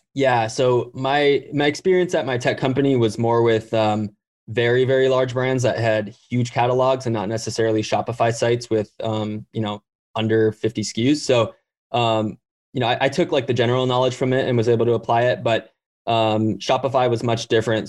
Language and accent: English; Hawaii, United States; I grew up in Hawaii